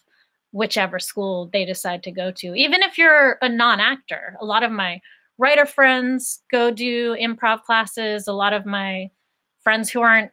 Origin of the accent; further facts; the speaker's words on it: Greensburg, Pennsylvania, United States; So I grew up in Greensburg, Pennsylvania, which is an hour outside of Pittsburgh.